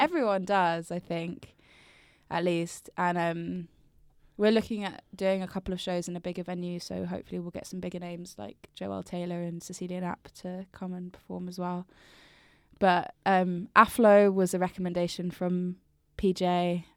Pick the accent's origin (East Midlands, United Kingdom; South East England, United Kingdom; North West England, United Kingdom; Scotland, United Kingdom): South East England, United Kingdom; Brighton; moved away as an adult; also born or lived in London; I'm from Brighton, but I lived in London for, like, years